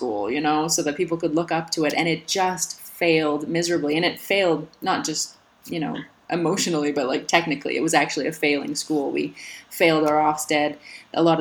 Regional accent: Alberta, Canada; born or raised there; now in Slovenia

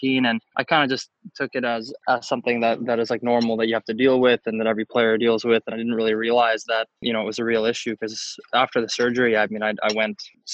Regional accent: Canada; I'm a Canadian

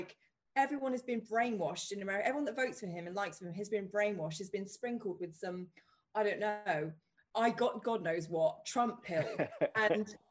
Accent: United Kingdom; we're British

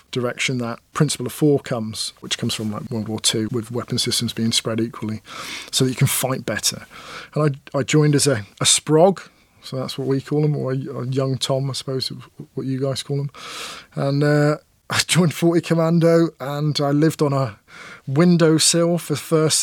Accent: Plymouth, South West England, United Kingdom; also born or lived in Dunfermline, Scotland; And then we moved to Plymouth, another naval town.

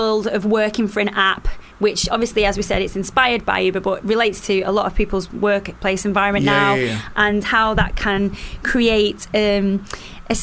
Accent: Stoke-on-Trent, West Midlands, United Kingdom; accent: Stoke; I am a very proud Stokey, but it's a very unique accent

